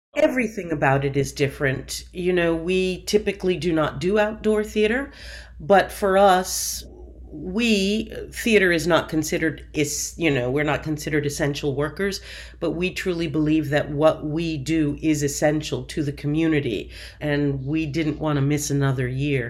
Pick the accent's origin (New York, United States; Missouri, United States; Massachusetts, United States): Massachusetts, United States; Seekonk; also born or lived in Providence, Rhode Island; I was born in Providence, Rhode Island, raised in Seekonk, Massachusetts